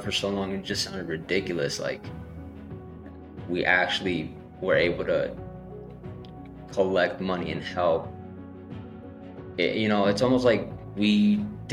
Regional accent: Salinas, California, United States; I'm from Salinas, California

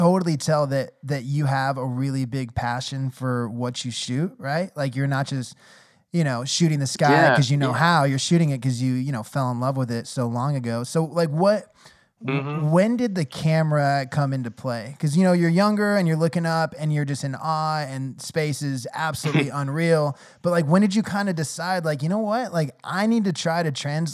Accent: Los Angeles, California, United States; I'm from Los Angeles.

